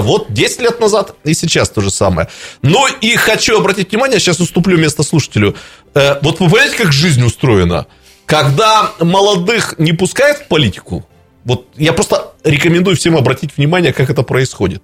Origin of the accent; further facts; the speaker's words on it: Irkutsk, Irkutsk Oblast, Russia; как иркутянин